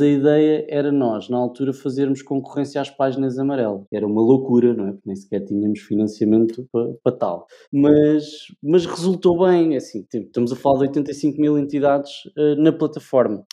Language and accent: Portuguese; Leiria, Centro, Portugal; nasci em Leiria, sou nascido e criado em Leiria